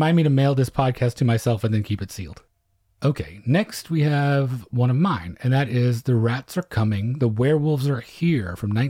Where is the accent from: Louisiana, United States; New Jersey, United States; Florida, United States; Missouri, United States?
Louisiana, United States; I'm from Orleans Parish.